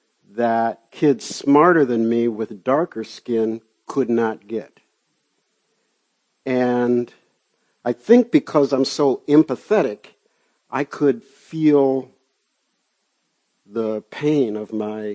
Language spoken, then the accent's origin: English; Chicago, Illinois, United States; Growing up in Chicago in the 50s, I think one of the benefits from growing up on the far south side, which had so much nature